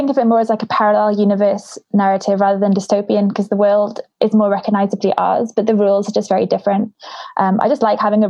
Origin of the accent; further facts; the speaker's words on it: Wales, United Kingdom; I grew up in Wales, so Welsh mythology was really important to me.